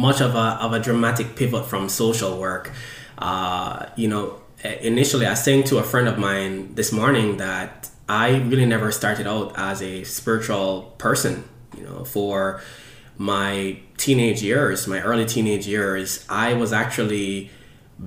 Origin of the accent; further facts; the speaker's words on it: Jamaica; now in Philadelphia, United States; I was born in Jamaica, and most of my childhood was spent with my two siblings